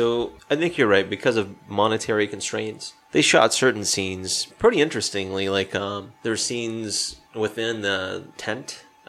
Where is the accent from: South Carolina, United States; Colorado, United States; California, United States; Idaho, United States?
South Carolina, United States; Spartanburg; my hometown in Spartanburg